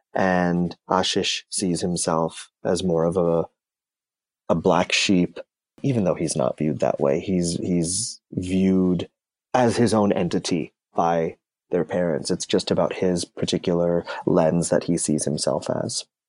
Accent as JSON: {"language": "English", "country": "Canada", "tie": "born or raised there", "said": "I'm of Indian descent. I, I was born in Canada. and I'm first generation North American."}